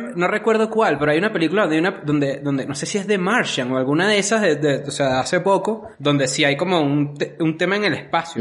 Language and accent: Spanish; Caracas, Capital District, Venezuela; yo, yo crecí, nací en Caracas